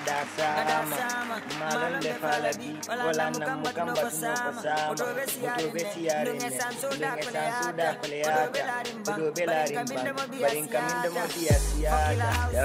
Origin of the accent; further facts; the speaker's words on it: Brikama, West Coast Region, Gambia; I'm from Brikama. I'm a young, talented Afromandingo rap star from the Gambia.